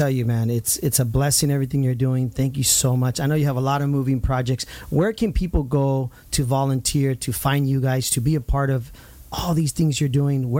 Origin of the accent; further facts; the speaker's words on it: Santa Ana, California, United States; I grew up in Santa Ana. I mean, Santa Ana is dear to my heart.